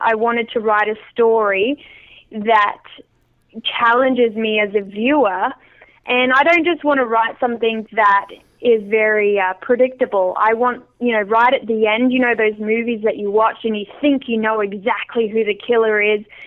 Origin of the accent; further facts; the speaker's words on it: small town near Adelaide, South Australia, Australia; now in Vancouver Island, Canada; the little yeah. town that I grew up